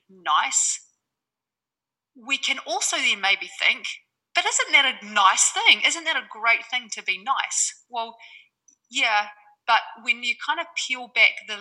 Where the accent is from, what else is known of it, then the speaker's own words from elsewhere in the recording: New Zealand; now in Bali, Indonesia; I'm a Kiwi based in Bali